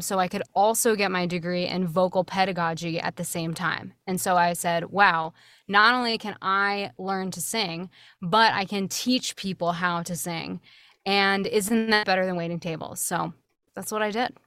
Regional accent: Swarthmore, Pennsylvania, United States; moved away as an adult; I was born and raised there. You know, I was born in the town and I uh, went to college from that town

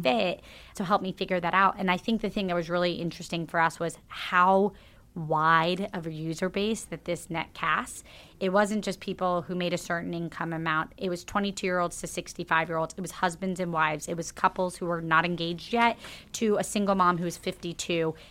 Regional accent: Jacksonville, Florida, United States; moved away; So I grew up in Jacksonville, Florida

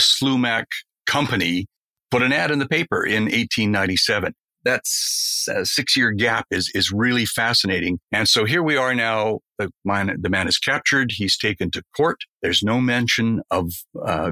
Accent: Burnaby, British Columbia, Canada; I was born and raised in the Vancouver area, raised in Burnaby

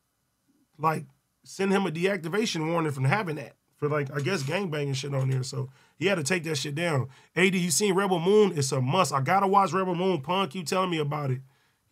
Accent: Compton, California, United States; I'm from Compton

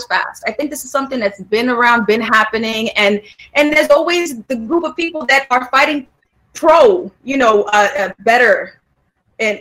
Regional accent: New York, United States; I'm from Harlem

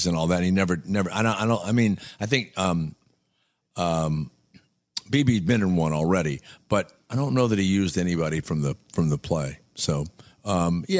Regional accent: New Orleans, Louisiana, United States; I'm from New Orleans

